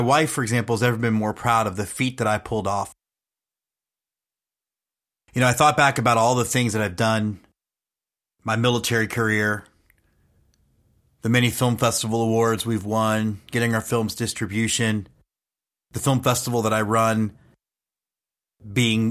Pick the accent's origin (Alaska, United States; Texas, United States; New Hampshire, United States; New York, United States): Texas, United States; Houston; now in Austin, United States; I grew up in Houston. I live in Austin